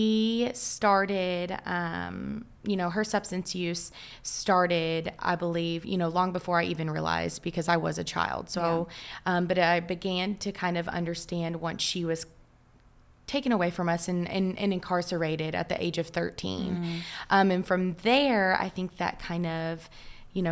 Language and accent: English; Kentucky, United States; moved away as an adult; now in Dallas, United States; I am actually from Kentucky, moved here to Dallas in August